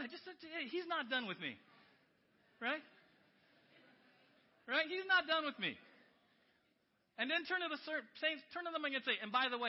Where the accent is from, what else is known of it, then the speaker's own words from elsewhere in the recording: San Diego, California, United States; moved away; I grew up in San Diego